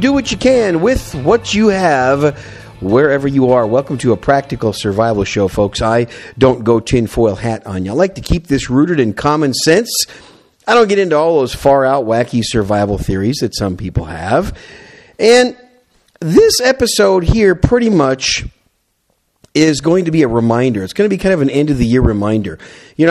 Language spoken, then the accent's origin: English; Wisconsin, United States; now in South Texas, United States; I'm from Wisconsin originally